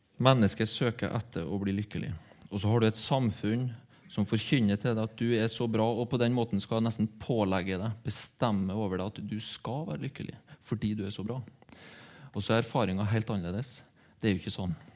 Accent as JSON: {"language": "Norwegian", "town": "Aure", "region": "Møre og Romsdal", "country": "Norway", "tie": "born or raised there", "moved": "yes", "said": "hjembygda mi, Aure"}